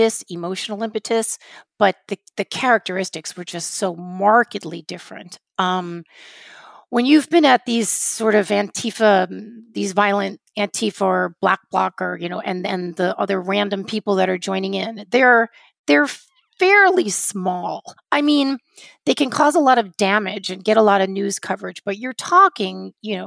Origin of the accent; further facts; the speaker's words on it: United States; also born or lived in Portland, Oregon / New York City / Los Angeles; as an American to be with my people